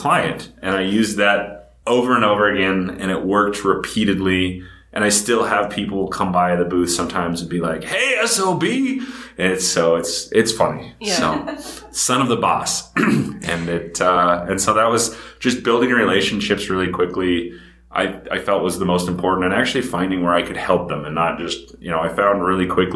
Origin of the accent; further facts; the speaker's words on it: Big Sky Country, Montana, United States; moved away; also born or lived in Columbus, Ohio; Growing up in Big Sky Country, it's totally different.